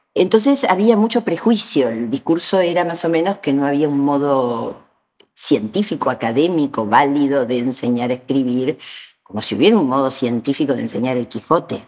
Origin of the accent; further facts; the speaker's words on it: Buenos Aires, Argentina; yo soy de Bóveda